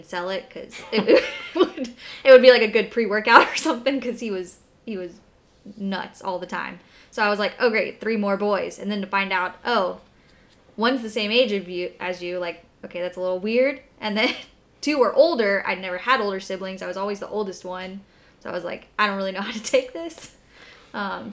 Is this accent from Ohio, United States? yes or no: no; Jacksonville, Florida, United States; I was born in Jacksonville, Florida. Fun fact, I was born and raised here